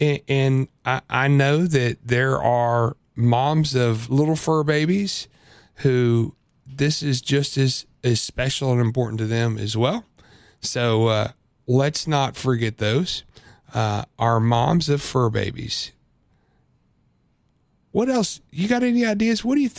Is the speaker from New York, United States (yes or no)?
no; Illinois, United States; So, look, I grew up in Central Illinois.